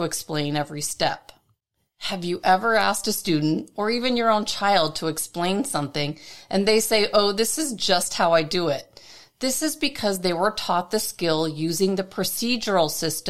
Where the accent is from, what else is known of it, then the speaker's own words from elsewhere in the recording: Toronto, Ontario, Canada; my hometown of Toronto, Canada